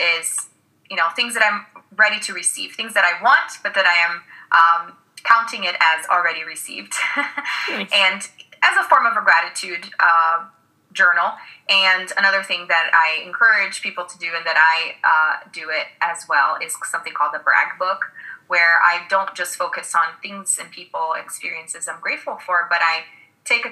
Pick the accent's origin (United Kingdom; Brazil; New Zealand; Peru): Brazil; English is a second language; moved away; And I grew up in Brazil. I'm originally from Brazil